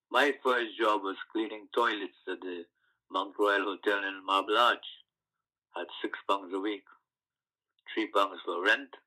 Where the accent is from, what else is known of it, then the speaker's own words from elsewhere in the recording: Guyana; moved away as an adult; now in London, United Kingdom; I come from a sugar estate background, and growing up on the sugar estate in Guyana or in like the West Indies